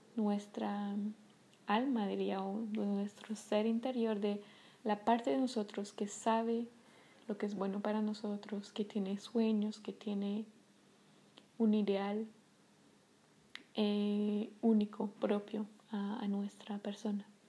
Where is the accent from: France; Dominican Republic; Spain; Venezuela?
France; Paris, Île-de-France; first language French; Spanish is a second language; moved away; soy de París, eh, nací y crecí en París